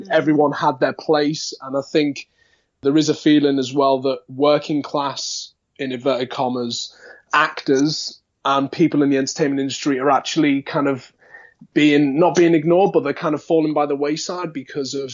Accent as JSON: {"language": "English", "town": "Liverpool", "region": "North West England", "country": "United Kingdom", "accent": "Liverpool", "said": "that'd be me kind of natural accent like that if I was to go, you know, really Liverpool."}